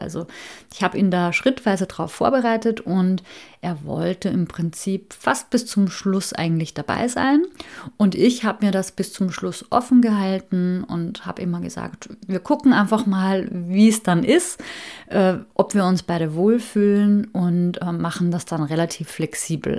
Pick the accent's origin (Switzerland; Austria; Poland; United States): Austria; moved away as an adult; also born or lived in Hamburg, Germany; bin ich mit meiner Familie wieder zurück in meine alte Heimat nach Österreich gezogen